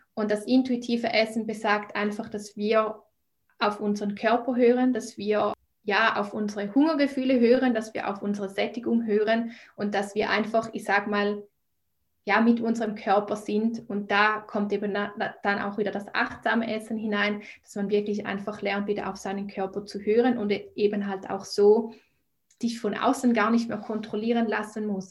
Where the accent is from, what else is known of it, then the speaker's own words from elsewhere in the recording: Switzerland; ich komme aus der Schweiz, wie man vielleicht auch an meiner Sprache hört